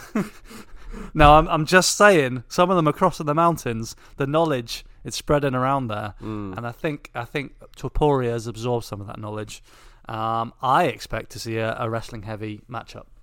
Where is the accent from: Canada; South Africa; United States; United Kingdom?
United Kingdom; England; We are English